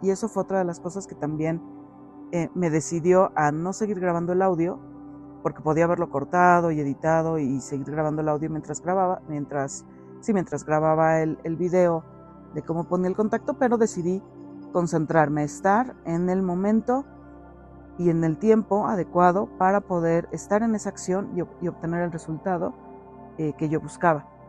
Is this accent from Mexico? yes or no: yes; Mexico; aquí en mi país, en México